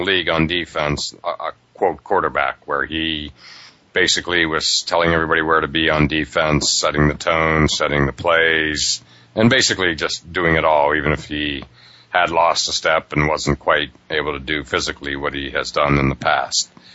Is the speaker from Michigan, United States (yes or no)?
no; Pittsburgh, Pennsylvania, United States; I grew up in Pittsburgh